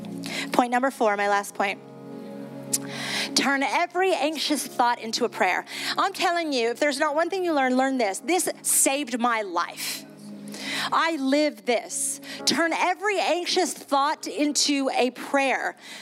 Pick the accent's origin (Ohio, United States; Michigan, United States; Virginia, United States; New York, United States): New York, United States; I'm originally from New York, and then my family are missionaries in Ecuador.